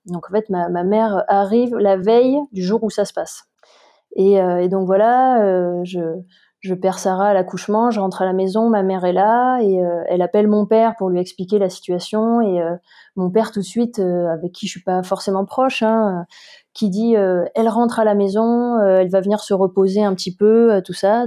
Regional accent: Montpellier, Occitania, France; moved away as an adult; also born or lived in Paris; now in Briançon, France; je suis originaire de Montpellier.

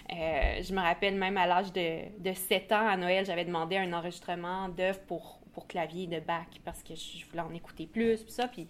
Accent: Sherbrooke, Quebec, Canada; je suis originaire de Sherbrooke.

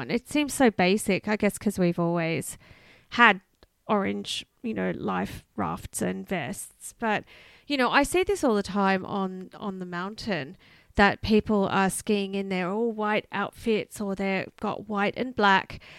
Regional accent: Australia; we grew up in Australia.

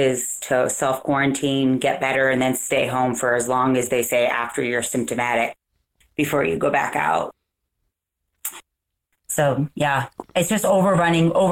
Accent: East Coast, United States; now in Colorado, United States; I grew up on the East Coast.

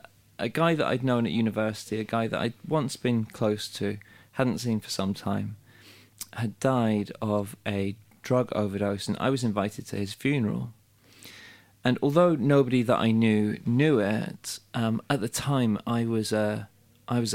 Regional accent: Wales, United Kingdom; moved away; I'm from Wales, but I'd moved away.

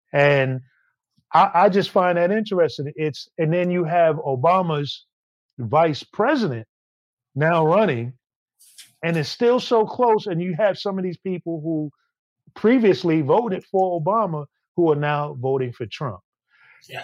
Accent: New York City, New York, United States; me being a New Yorker and growing up all my life

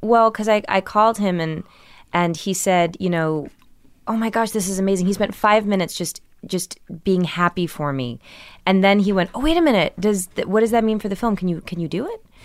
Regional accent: Millburn, New Jersey, United States; also born or lived in Brooklyn, New York; I was born in Brooklyn, but raised in New Jersey

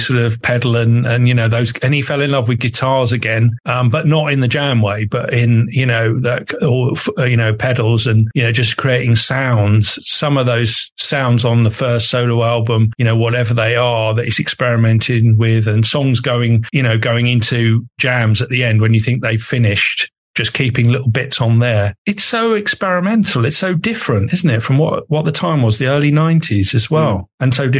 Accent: Epping Forest, East of England, United Kingdom; I grew up in Epping Forest, and I went to a school called Forest School

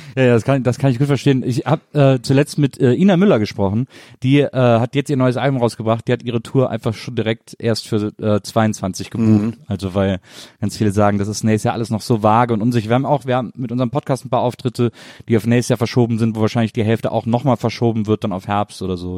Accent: Rhineland, Germany; ich bin halt so to total westdeutsch deutsches Kind irgendwie äh, in den 70ern äh, im Rheinland aufgewachsen

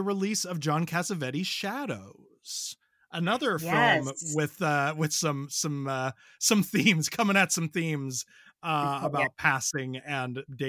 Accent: Ireland; I am an Irish person

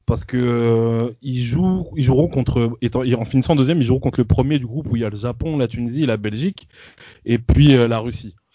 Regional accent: France; en tant que français

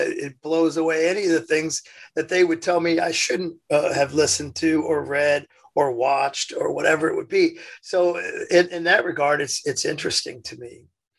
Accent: Indiana, United States; Yeah, I was born in Indiana.

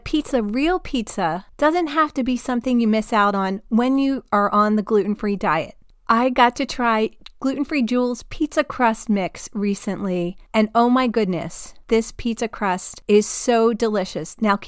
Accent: New Jersey, United States; I grew up in New Jersey, the land of pizza parlors on every corner.

